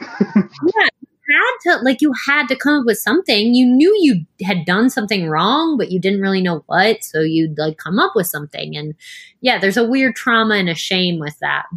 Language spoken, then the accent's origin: English; United States; we grew up Catholic in the United States